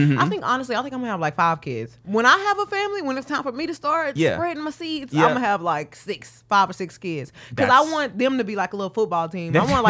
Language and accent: English; Houston, Texas, United States; I'm from Houston, Texas.